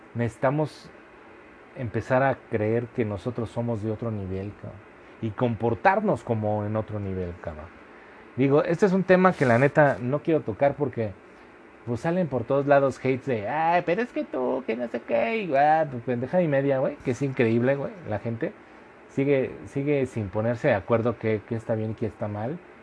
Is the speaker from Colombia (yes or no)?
no; Mexico; todos como sociedad mexicana